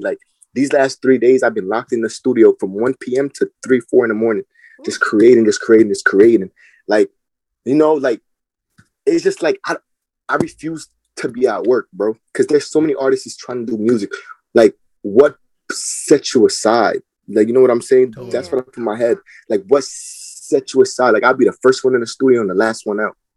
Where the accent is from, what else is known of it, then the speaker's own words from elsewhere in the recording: Linden, New Jersey, United States; I'm from Linden, New Jersey